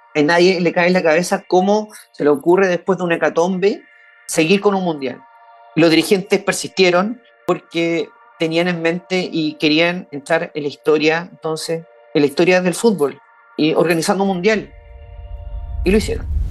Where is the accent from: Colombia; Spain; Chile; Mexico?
Chile; soy chileno, también soy periodista